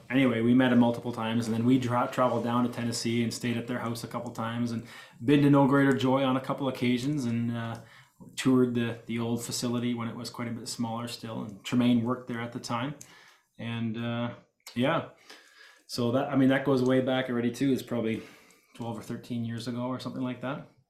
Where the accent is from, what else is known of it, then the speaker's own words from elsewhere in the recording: Ontario, Canada; I was born and raised here in Ontario, Canada